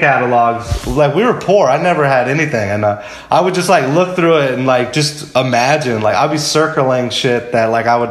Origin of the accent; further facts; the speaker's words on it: Lakeland, Florida, United States; I was born in Lakeland, Florida